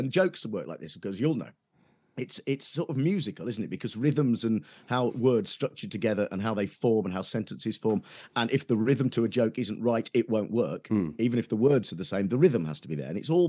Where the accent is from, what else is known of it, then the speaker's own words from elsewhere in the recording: Nuneaton, West Midlands, United Kingdom; so I grew up in Nuneaton, right in the West Midlands. And while it's not quite Birmingham, there's a sort of Birmingham edge to that accent in Nuneaton, right? So my folks are still there and they still sort of have it.